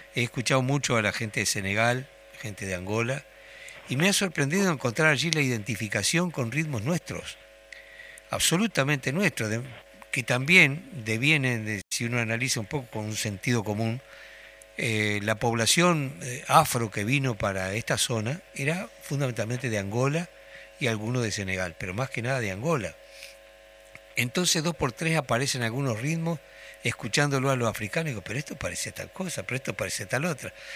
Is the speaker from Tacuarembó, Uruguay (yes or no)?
yes; Tacuarembó, Uruguay; now in Montevideo, Uruguay; soy de Tacuarembó